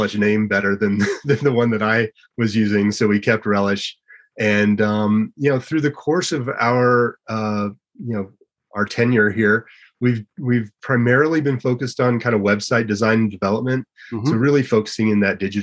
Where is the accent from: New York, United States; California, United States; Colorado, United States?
Colorado, United States; Gunnison; I grew up in Gunnison